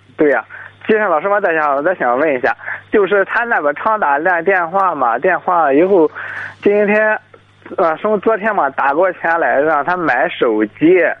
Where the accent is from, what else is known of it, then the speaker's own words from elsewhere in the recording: Jiyang, Shandong, China; 我是济阳的